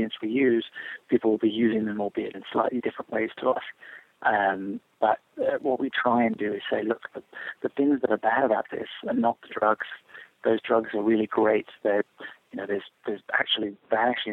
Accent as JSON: {"language": "English", "region": "England", "country": "United Kingdom", "tie": "born or raised there", "moved": "yes", "lives_now": "United States", "said": "I grew up in England and then came to America"}